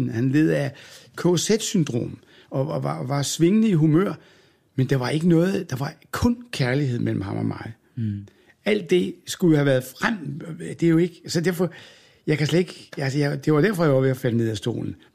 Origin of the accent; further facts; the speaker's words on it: Aalborg, North Denmark Region, Denmark; born there; jeg var født i Jomfru Anegade i Aalborg, af alle gader.